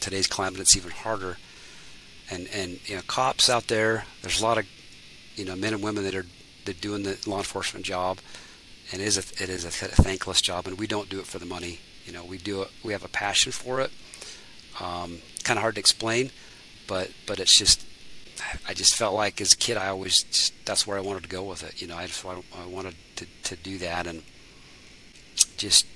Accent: United States; as American citizens

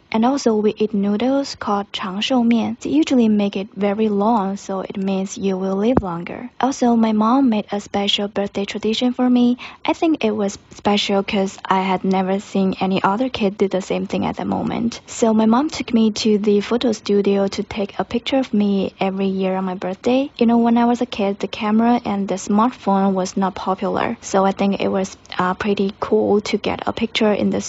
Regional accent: China; I'm from China.

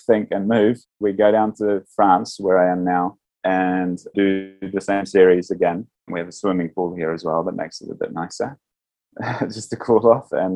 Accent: New Zealand; moved away as an adult; also born or lived in Amsterdam, Netherlands; because I grew up in New Zealand before moving to Amsterdam

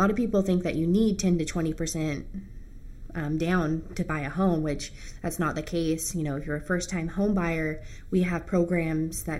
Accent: Napa area, California, United States; I grew up in Swenson, and I graduated from Napa High School

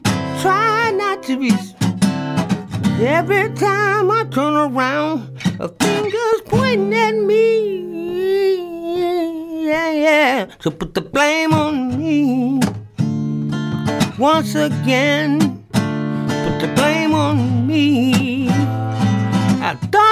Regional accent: University City, Missouri, United States; moved away as an adult; also born or lived in Arkansas; now in Clarksdale, United States; Where I grew up at, it was like a suburb of St. Louis called University City.

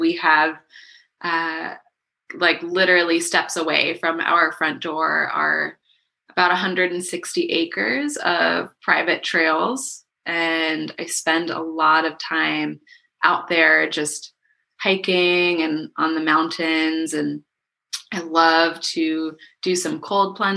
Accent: Miami, Florida, United States; now in Asheville, United States; I grew up in Miami

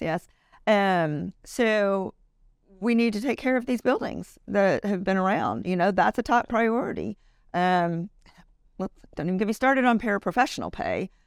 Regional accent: Louisiana, United States; moved away as an adult; now in Richardson, Texas, United States; I am from Louisiana originally. We moved here right after we got married

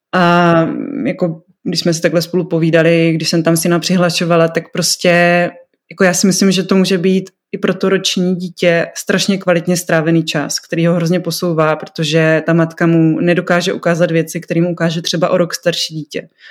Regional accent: North Moravia, Czechia; now in Brno, Czechia; já jsem děvče ze Severní Moravy, žijící v Brně

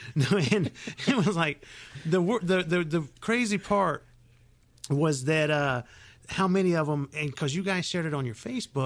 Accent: Union City, Georgia, United States; grew up in Union City, and we didn't go to church much

